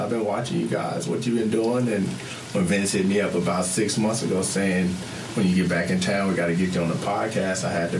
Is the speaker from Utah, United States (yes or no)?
yes; Salt Lake City, Utah, United States; moved away as an adult; now in Australia; I'm from Salt Lake City, Utah. You know what I mean? College basketball. Then I went over to play pro ball over in Australia, and that's where I've been for the last 7 years.